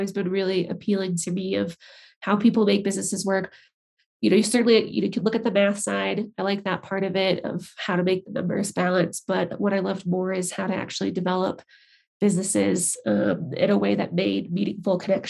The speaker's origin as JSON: {"language": "English", "town": "St. Charles", "region": "Illinois", "country": "United States", "tie": "born or raised there", "also_born_or_lived": "Colorado Springs, Colorado / Denver, Colorado", "moved": "as an adult", "lives_now": "Estes Park, United States", "said": "I'm originally from Chicago, just northwest of the city. Yep. Grew up in the suburb area there, St. Charles"}